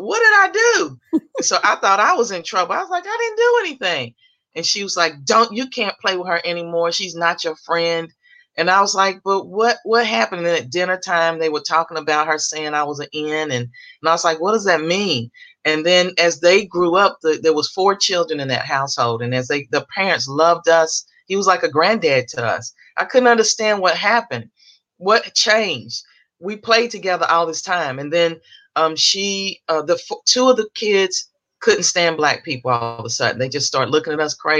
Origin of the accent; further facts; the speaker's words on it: Louisville, Kentucky, United States; So I grew up in Kentucky. I'm from Louisville, Kentucky.